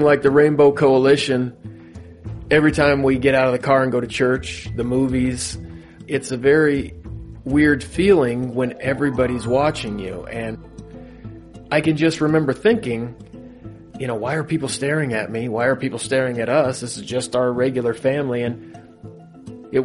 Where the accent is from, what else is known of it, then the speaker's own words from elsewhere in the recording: Southern Oregon, United States; growing up in Southern Oregon